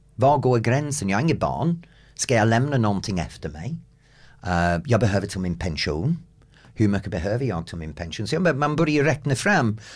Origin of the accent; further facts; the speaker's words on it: England, United Kingdom; Swedish is a second language; moved away as an adult; also born or lived in United States; now in Sweden; som engelsman och bott i USA